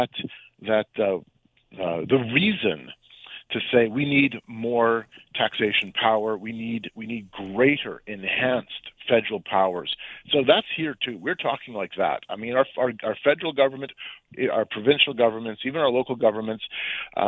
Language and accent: English; Canada; I'm from Canada